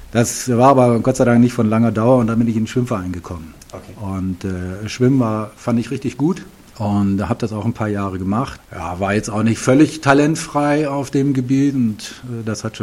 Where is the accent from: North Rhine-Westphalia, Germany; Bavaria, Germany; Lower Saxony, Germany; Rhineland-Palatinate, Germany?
North Rhine-Westphalia, Germany; Ahaus; aufgewachsen bin ich in äh, Ahaus im äh, westlichen Westfalen, hart an der äh, holländischen Grenze. Dort habe ich auch meine gesamte Schulzeit verbracht